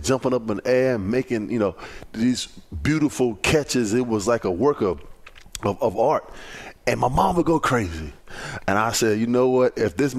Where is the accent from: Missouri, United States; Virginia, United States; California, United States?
Virginia, United States; But just like LaVar said, man, I'm from Virginia.